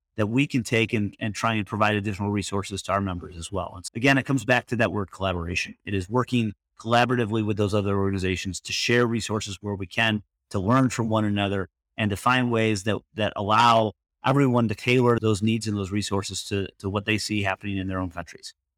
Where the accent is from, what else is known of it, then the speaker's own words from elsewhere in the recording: Michigan, United States; moved away as an adult; now in Washington, D.C. area, United States; I grew up in Michigan. I spent most of my life in Michigan and moved out to the D C area